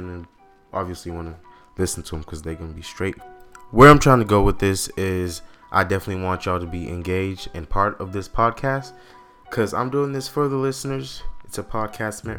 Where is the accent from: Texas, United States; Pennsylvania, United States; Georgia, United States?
Texas, United States; Austin; I'm from Austin, Texas.